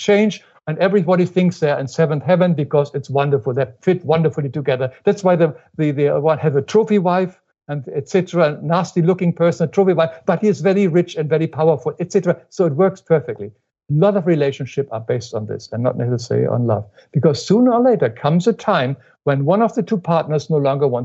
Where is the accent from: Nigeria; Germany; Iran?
Germany; moved away as an adult; now in United States; When I grew up in Germany, of course, we do not say I love you to our parents or anything